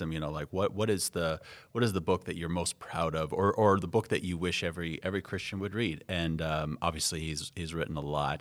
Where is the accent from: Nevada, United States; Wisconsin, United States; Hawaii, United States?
Nevada, United States; Las Vegas; moved away as an adult; also born or lived in Southern California; now in Upper Midwest, United States; I'm from Las Vegas uh, originally, so I like to say that my sense of what's normal uh, and mundane is calibrated to Las Vegas